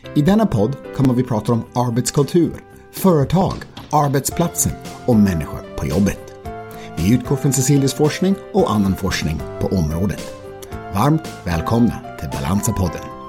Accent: United States; moved away; jag är amerikan

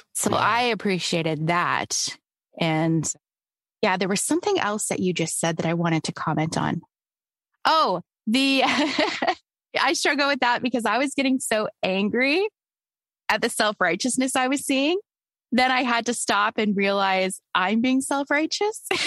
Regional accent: Canada; also born or lived in Toronto; I'm Canadian

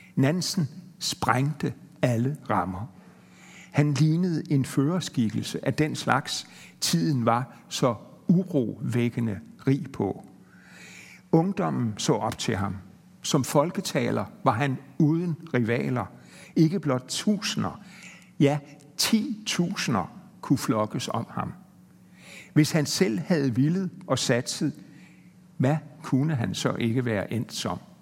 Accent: Denmark; som dansker

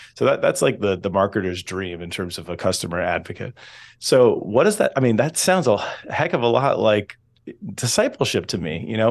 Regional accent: Southern California, United States; I'm originally from Southern California, so the west, but not the northwest

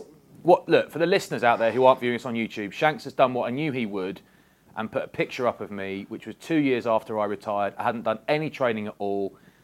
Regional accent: Bath, South West England, United Kingdom; I'm from Bath

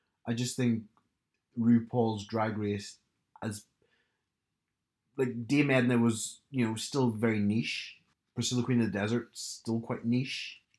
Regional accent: Australia; I'm an Australian.

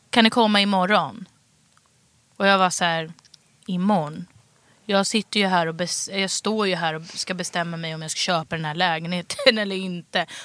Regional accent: Stockholm, Stockholm County, Sweden; Vällingby. Så de var så här, Bra skola, bra utbildning. Det var det enda

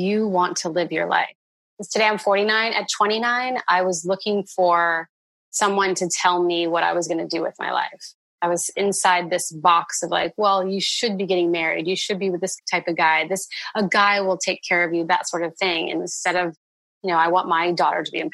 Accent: Indiana, United States; growing up in Indiana

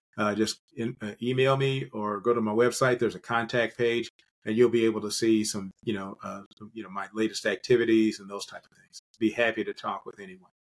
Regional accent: Kentucky, United States; also born or lived in metropolitan Atlanta, Georgia; now in Atlanta, United States; my home state in Kentucky

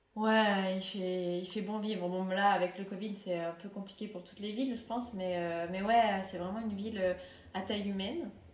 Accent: France; also born or lived in Finland; Je suis française et j'ai aussi la double nationalité finlandaise

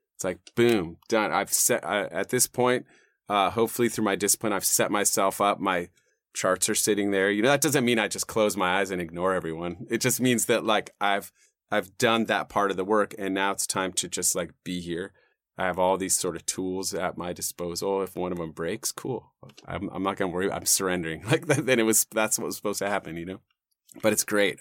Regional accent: Los Gatos, California, United States; I grew up in the South Bay, you know, uh, and kinda inland from Santa Cruz and those hills there

